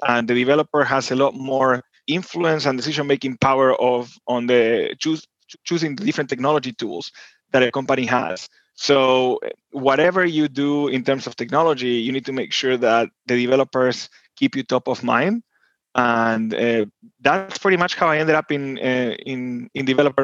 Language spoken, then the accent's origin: English; Buenos Aires, Argentina; moved away as an adult; now in United States; I'm originally from Buenos Aires, Argentina, born and raised there. And then I moved to the US in my 20s